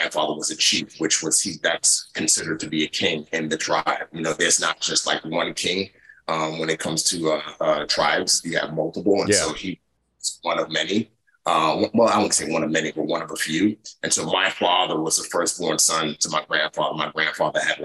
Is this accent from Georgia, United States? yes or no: no; New York City, New York, United States; also born or lived in Nigeria; I grew up in the Bronx, grew up fighting